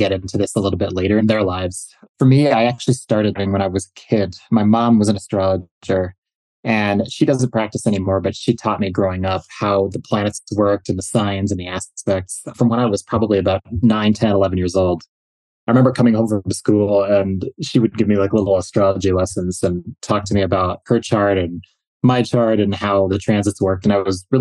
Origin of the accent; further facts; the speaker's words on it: Minneapolis, Minnesota, United States; I grew up in the Minneapolis metro in the 90s and 80s and 90s